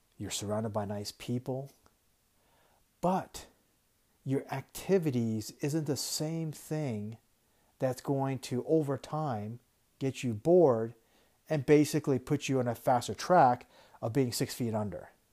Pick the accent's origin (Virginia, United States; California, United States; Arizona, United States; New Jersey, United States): Arizona, United States; Tucson; I grew up in Tucson and we get a lot of retirees